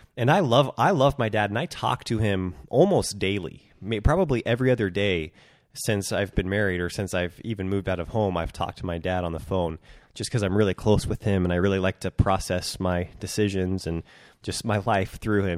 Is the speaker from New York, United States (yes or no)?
no; Centralia, Washington, United States; now in Bend, Oregon, United States; moving up to my hometown, Centralia, Washington, in August